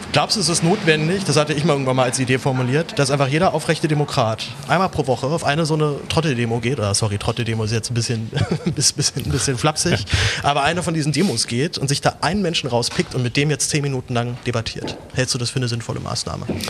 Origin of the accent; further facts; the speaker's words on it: Berlin, Germany; also born or lived in Reutlingen; ich komme aus Berlin